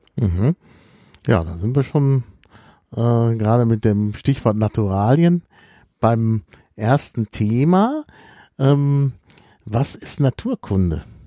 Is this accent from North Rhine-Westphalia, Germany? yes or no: yes; Dortmund, North Rhine-Westphalia, Germany; ich bin ja in Dortmund aufgewachsen